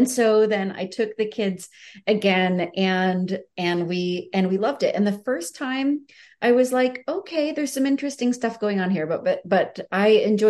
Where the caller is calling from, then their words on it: Southern Utah, United States; I am calling in from Southern Utah